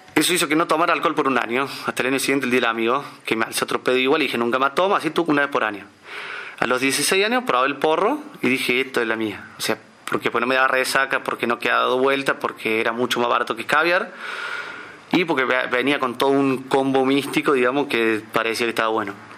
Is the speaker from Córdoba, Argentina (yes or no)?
yes; Córdoba, Argentina; Nací en Córdoba Capital en el año 1987